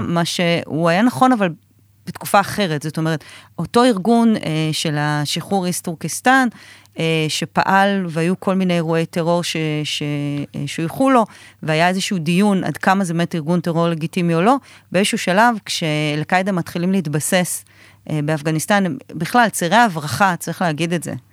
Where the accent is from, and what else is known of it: Israel